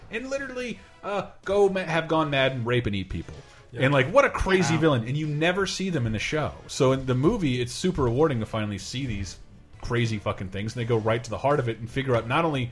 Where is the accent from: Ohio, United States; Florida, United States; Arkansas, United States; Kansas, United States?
Florida, United States; moved away as an adult; One of the last things I did in my hometown before I came out west